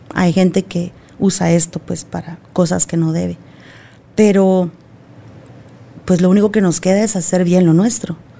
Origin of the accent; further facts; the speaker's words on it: Argentina; moved away; como buena argentina, pesada